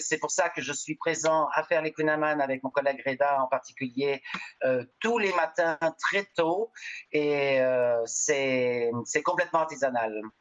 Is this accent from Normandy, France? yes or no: yes; Normandy, France; now in Montreal, Canada; je suis de Normandie